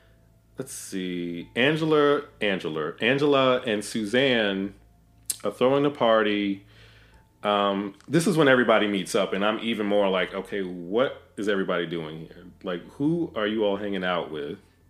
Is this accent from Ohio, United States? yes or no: no; Amityville, New York, United States; I'm from Amityville.